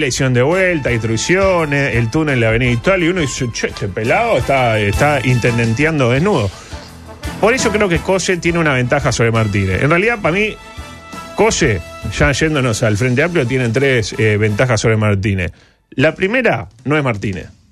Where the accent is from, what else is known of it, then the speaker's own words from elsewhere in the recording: Uruguay; somos uruguayos